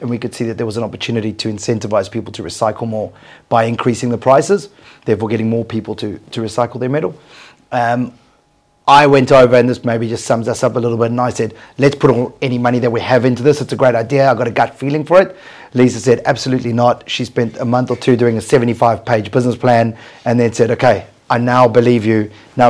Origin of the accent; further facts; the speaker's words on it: South Africa; moved away; We came from South Africa. We arrived just 7 years ago. And in South Africa, I ran the largest metal recycling company in sub-Saharan Africa.